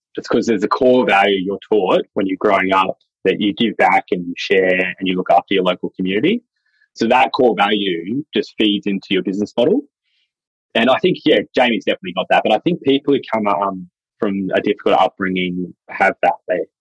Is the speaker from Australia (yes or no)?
yes; Dubbo, New South Wales, Australia; I'm Wiradjuri from Dubbo in central New South Wales